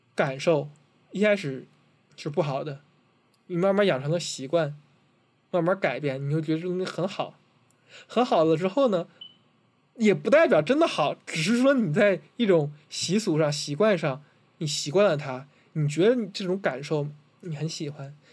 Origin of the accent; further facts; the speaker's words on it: Tianjin, China; 因为我是天津人嘛，我比较熟